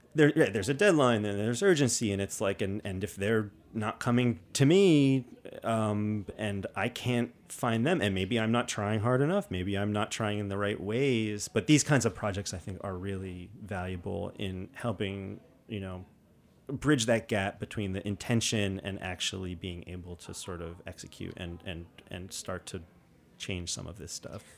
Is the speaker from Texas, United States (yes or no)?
no; New York City, New York, United States; growing up in New York City